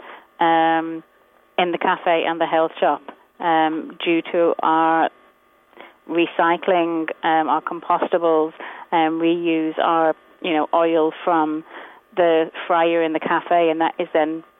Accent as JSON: {"language": "English", "region": "England", "country": "United Kingdom", "moved": "yes", "said": "I'm from England"}